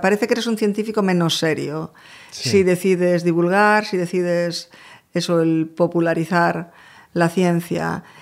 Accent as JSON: {"language": "Spanish", "town": "A Coruña", "region": "Galicia", "country": "Spain", "tie": "born or raised there", "also_born_or_lived": "Madrid", "moved": "as an adult", "lives_now": "New York, United States", "said": "de Coruña, de generaciones además."}